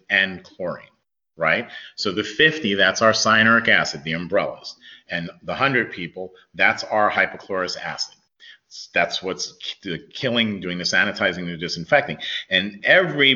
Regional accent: New York, United States; I grew up in New York

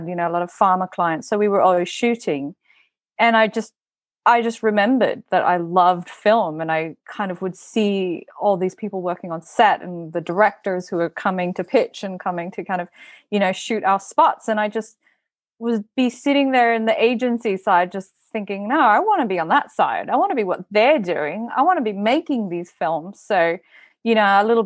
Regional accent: Bali, Indonesia; moved away; So I'm from Bali originally. I was born and raised in Bali

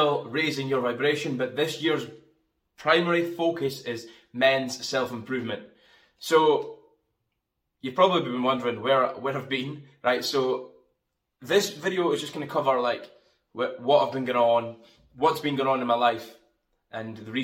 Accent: Fraserburgh, Scotland, United Kingdom; now in Aberdeen, United Kingdom; I come from Scotland, northeast of Scotland. I'm from Fraserburgh, and I live in a city called Aberdeen.

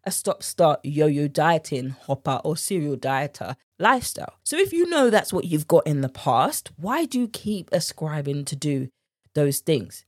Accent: United Kingdom; accent: British; my British accent

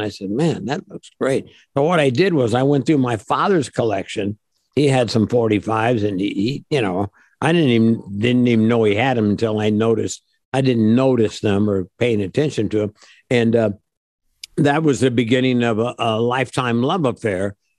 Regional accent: Midwest, United States; also born or lived in Japan / Seattle, United States / San Diego, United States / Detroit, United States; I grew up in the Midwest. Well, I grew up everywhere. My father was in the service in the U.S. Army. So I lived in Japan, Seattle, Washington, San Diego, Detroit, St. Louis, Indianapolis, where else? All over the place.

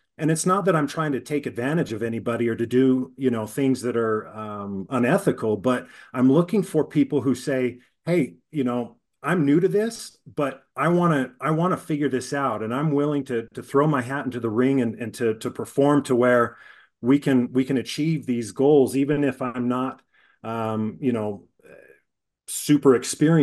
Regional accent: Utah, United States; I'm born and raised in Utah

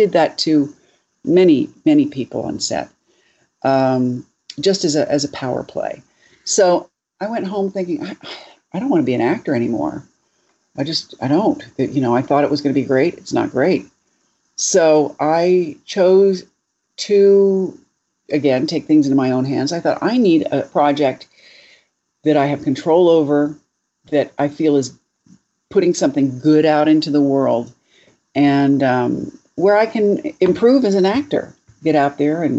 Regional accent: Delaware, United States; born there; I was born in Delaware.

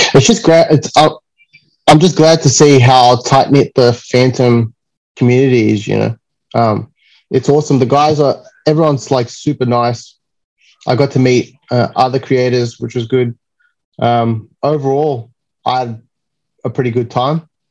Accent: Sydney, New South Wales, Australia; It's my hometown.

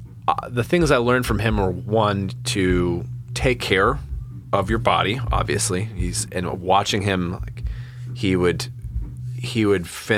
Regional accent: Reading, South East England, United Kingdom; that's part of my whole thing growing up in a small town, growing up in Reading.

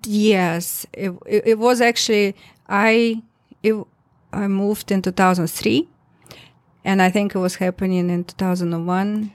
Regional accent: Tomsk, Tomsk Oblast, Russia; English is a second language; moved away as an adult; now in Minnesota, United States; my hometown, town, Tomsk, in Siberia

